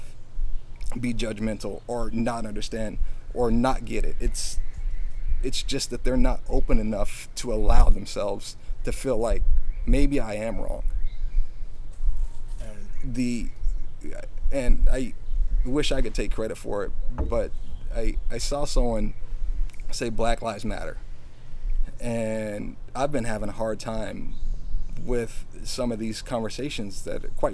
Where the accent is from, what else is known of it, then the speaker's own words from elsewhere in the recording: United States; I'm American. I was born here